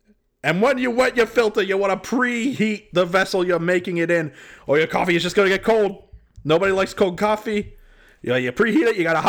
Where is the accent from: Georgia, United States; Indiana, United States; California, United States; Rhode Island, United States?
Rhode Island, United States; Providence; Are you kidding? I'm from Providence.